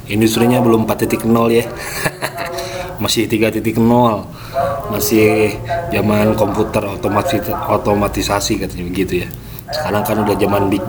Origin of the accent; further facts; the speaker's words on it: Cimahi, West Java, Indonesia; tiba-tiba uh, nih ada acara di Cimahi wah ini kota gue nih Cimahi deket lah naik motor nggak sampai 15 menit juga nyampe